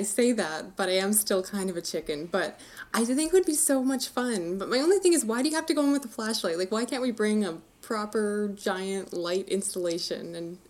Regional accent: Canada; full disclosure, I'm Canadian over here.

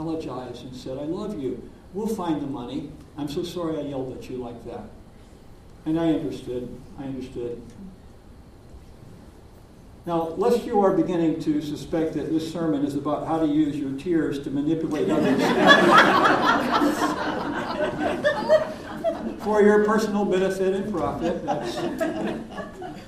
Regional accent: Deep South, United States; I'm from the Deep South

